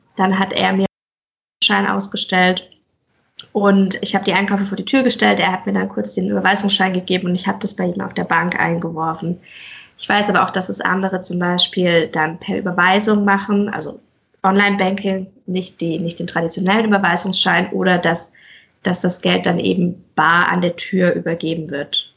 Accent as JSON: {"language": "German", "town": "Pforzheim", "region": "Baden-Württemberg", "country": "Germany", "moved": "as an adult", "lives_now": "Mainz, Germany", "said": "ich komme ursprünglich aus Pforzheim, genau, und bin Pforzheim. Ah. vor sechs Jahren nach Mainz gezogen"}